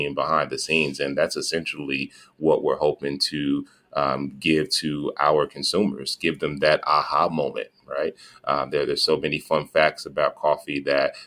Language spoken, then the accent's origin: English; Gary, Indiana, United States; Pernell and I grew up in Gary, Indiana